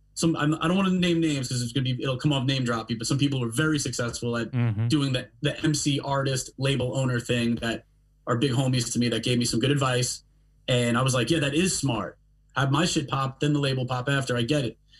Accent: Long Island, New York, United States; moved away as an adult; also born or lived in Brooklyn; I'm born and raised on Long Island

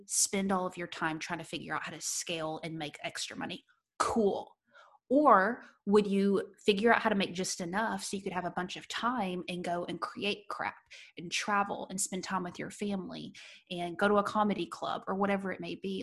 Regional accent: United States; an American entrepreneur

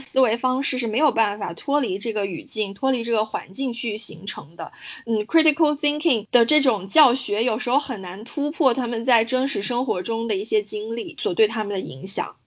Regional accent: China; moved away as an adult; now in United Kingdom; 我们家是住在一个大学旁边的

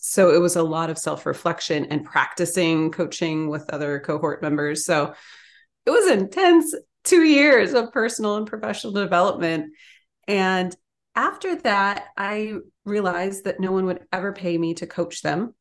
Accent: Ann Arbor, Michigan, United States; I grew up in Ann Arbor, Michigan.

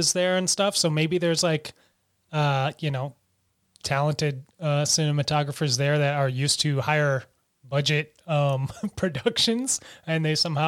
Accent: United States; as an American

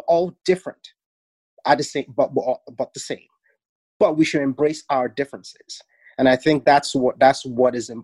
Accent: Nigeria; now in Toronto, Canada; growing up in Nigeria, head wraps was something every woman wore

